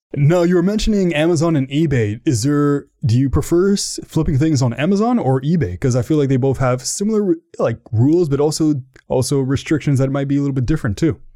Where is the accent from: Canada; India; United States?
Canada; I'm from Canada